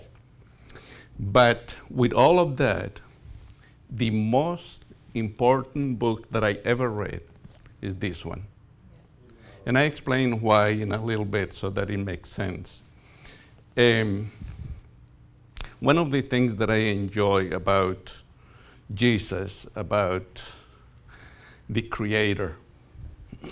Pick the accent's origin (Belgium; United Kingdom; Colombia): Colombia; moved away; I grew up in Colombia. In fact, I grew up in a coffee plantation.